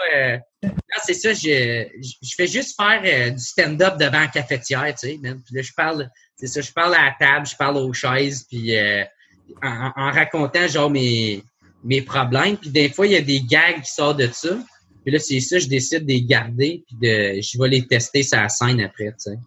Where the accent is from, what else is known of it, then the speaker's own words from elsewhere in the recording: Gatineau, Quebec, Canada; je viens de Gatineau, tu sais, c'est euh, à deux heures de Montréal, il n'y a, rien